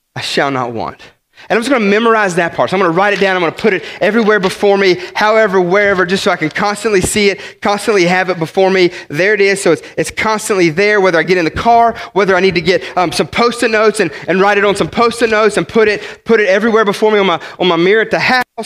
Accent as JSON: {"language": "English", "region": "West Virginia", "country": "United States", "said": "I'm some hick from West Virginia"}